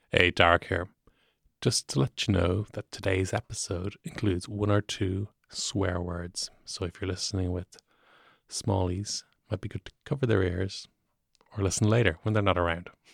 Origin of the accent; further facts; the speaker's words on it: Dublin, Leinster, Ireland; I'm from Rath Varna, which at one point in history is considered Wicklow